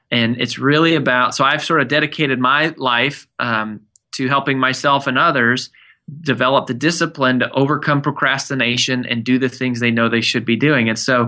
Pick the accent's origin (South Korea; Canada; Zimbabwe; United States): United States; Frederick, Colorado; now in Nashville, United States; So my wife, Amanda, and I live in Nashville, Tennessee. We moved here about 5 years ago. I grew up in Colorado in a small town called Frederick.